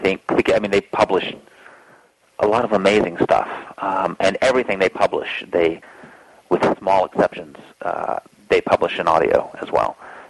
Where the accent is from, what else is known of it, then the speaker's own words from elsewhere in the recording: the South, United States; I have just a little southern, I mean, I grew up in the South, so I have a southern streak.